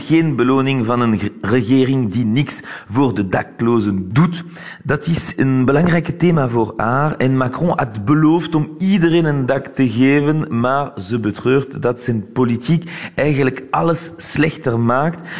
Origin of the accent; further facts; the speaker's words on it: Belgium; now in Paris, France; Wij als Belgen